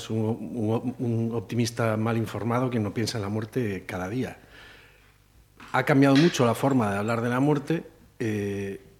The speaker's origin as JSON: {"language": "Spanish", "region": "Galicia", "country": "Spain", "said": "Y, como gallego, que tenemos unos vínculos casi afectivos con la muerte"}